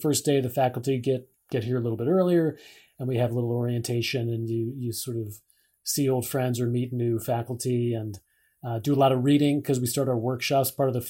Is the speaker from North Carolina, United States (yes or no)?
no; San Francisco, California, United States; We're from San Francisco.